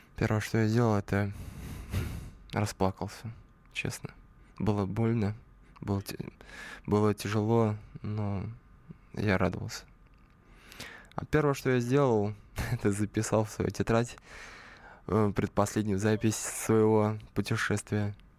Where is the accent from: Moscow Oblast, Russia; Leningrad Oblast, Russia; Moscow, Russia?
Leningrad Oblast, Russia; Slantsy; now in Saint Petersburg, Russia; я, конечно, не родом из Питера, а из маленького города Сланцы, недалеко от Ческого озера